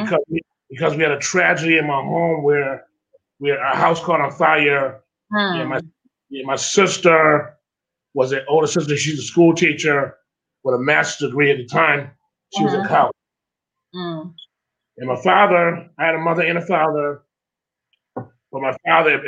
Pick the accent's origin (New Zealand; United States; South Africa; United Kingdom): United States; Springfield, Massachusetts; I was born and raised in Springfield with a huge, huge family